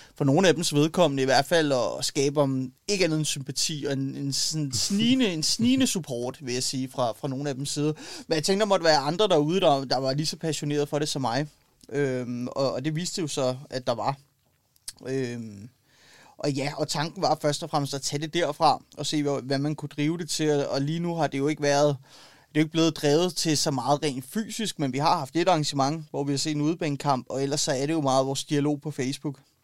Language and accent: Danish; Copenhagen, Capital Region of Denmark, Denmark; Ja, jeg er født og opvokset i København